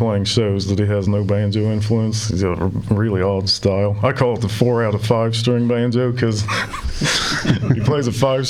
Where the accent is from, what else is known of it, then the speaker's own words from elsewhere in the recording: Indiana, United States; We've all been born and raised in Indiana.